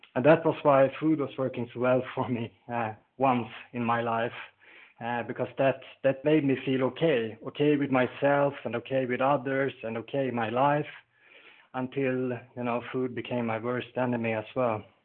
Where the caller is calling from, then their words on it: Sweden; I'm calling from Sweden